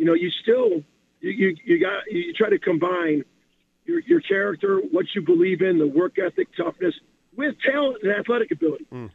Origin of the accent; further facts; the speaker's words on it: Chicago, Illinois, United States; moved away; I'm from Chicago